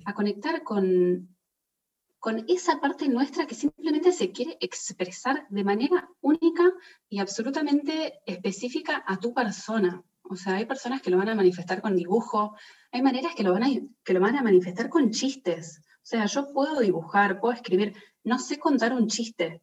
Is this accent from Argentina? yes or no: yes; Argentina; moved away as an adult; also born or lived in Italy; Yo estaba viviendo afuera, yo soy de Argentina, y estaba viviendo en Italia